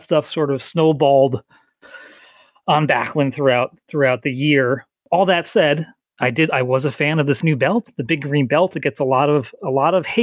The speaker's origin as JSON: {"language": "English", "town": "Stamford", "region": "Connecticut", "country": "United States", "tie": "born or raised there", "said": "I grew up in Stamford, Connecticut"}